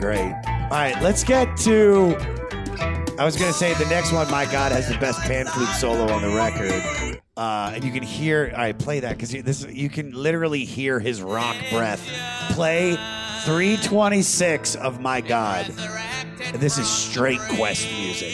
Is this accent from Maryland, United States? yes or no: yes; Baltimore, Maryland, United States; I'm from Baltimore, D.C. area